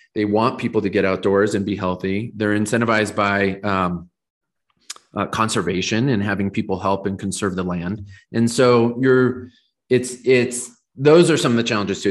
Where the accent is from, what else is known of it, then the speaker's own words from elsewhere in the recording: Southern California, United States; now in Colorado, United States; I grew up in Southern California, and I live in Colorado now.